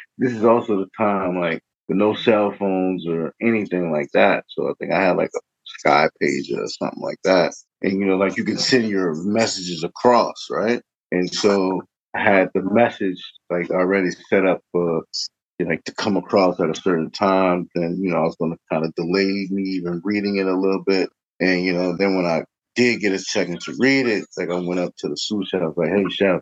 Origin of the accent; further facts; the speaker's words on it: New Orleans, Louisiana, United States; moved away as an adult; now in Cincinnati, United States; I was born and raised in the Ninth Ward